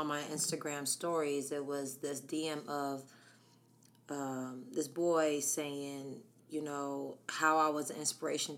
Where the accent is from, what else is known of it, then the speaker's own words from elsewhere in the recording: Harrisburg, Pennsylvania, United States; also born or lived in La Mesa, California; I was born in La Mesa, California, till I was about 8. And then my remaining years was Harrisburg, Pennsylvania